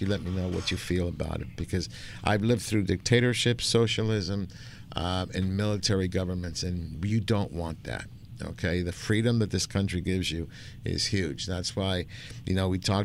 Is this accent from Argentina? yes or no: yes; Argentina; now in United States